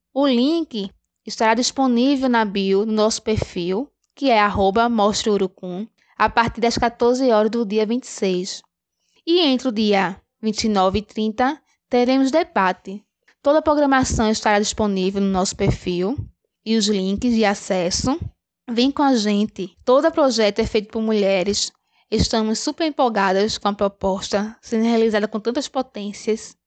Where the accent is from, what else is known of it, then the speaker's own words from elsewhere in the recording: Garanhuns, Pernambuco, Brazil; Somos da cidade de Garanhões, Agreste, Pernambuco